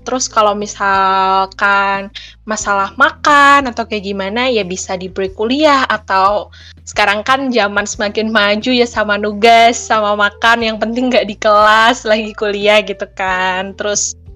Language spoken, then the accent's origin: Indonesian; Tulungagung, East Java, Indonesia; moved away as an adult; now in Malang, Indonesia; Asal aku dari Tulungagung, Jawa Timur